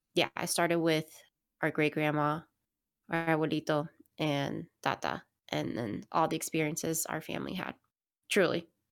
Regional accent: Miami, Florida, United States; moved away; growing up in Miami, we have obviously a lot of family members in Miami

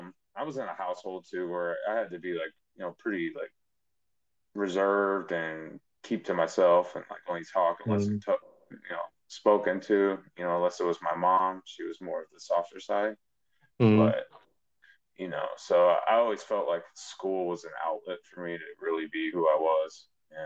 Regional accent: Chicago, Illinois, United States; growing up in Chicago watching Michael Jordan do his thing when they won their first championship.

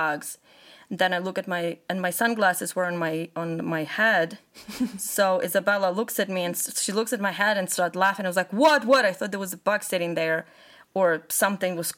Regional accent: Ukraine; moved away as an adult; I'm originally from Ukraine

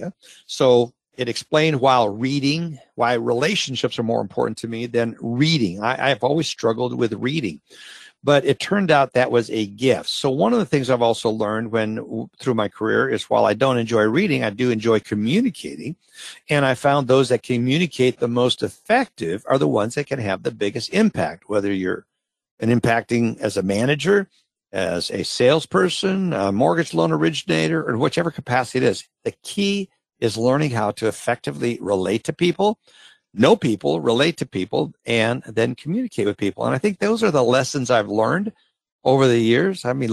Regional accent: Minnesota, United States; I grew up in Minnesota. I grew up in a small community

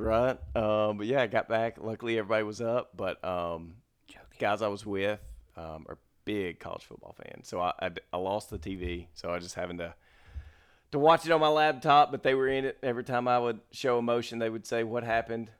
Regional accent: Mississippi, United States; now in Dallas, United States; I'm from Mississippi

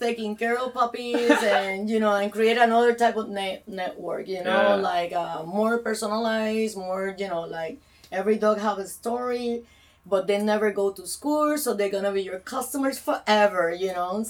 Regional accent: Puerto Rico; moved away; I'm from Puerto Rico

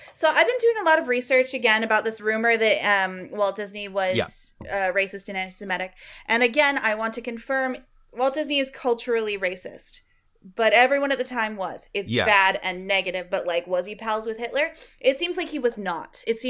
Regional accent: Canada; We're both Canadian

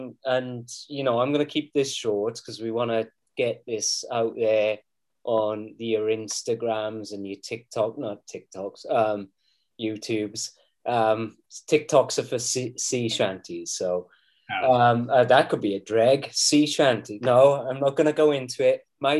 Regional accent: Wales, United Kingdom; I'm Welsh!

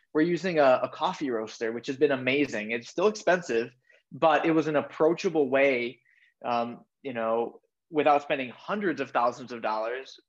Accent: Madison, Wisconsin, United States; I'm from Madison, Wisconsin

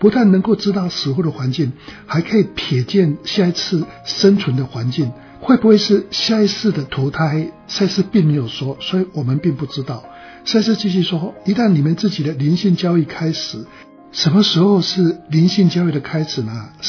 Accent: China; 我觉得这个跟我们中国人的道家的一些想法是蛮相近的。

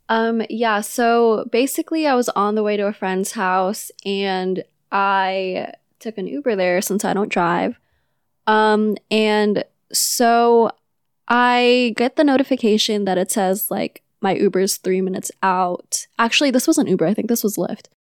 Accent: Manila, Metro Manila, Philippines; now in California, United States; I'm from Manila and moved to California with my family in two thousand six.

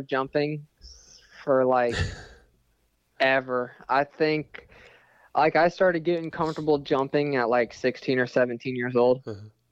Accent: Florida, United States; born and raised in Florida. I've been here pretty much my whole life

